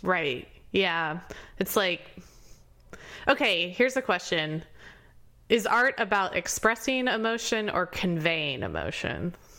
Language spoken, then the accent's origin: English; Indianapolis, Indiana, United States; moved away; also born or lived in Baltimore; I'm from Indianapolis